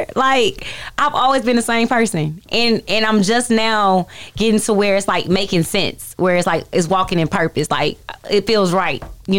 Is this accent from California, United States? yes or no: no; Irving, Texas, United States; I say Dallas, but I'm from Irving. If you in Dallas, I'm from Irving, Northside